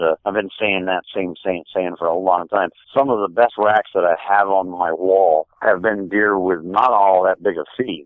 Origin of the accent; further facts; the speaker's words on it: Vermont, United States; I am in central Vermont